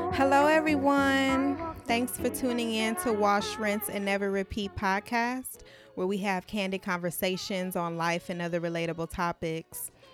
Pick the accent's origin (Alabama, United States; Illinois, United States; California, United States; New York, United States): California, United States; Los Angeles; now in Dallas, United States; I am originally from Los Angeles, California, but reside in Dallas, Texas